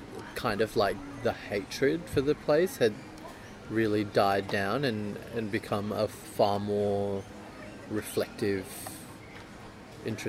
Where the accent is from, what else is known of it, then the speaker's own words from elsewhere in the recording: Singapore; moved away as an adult; also born or lived in Perth, Australia; now in Australia; I grew up in Singapore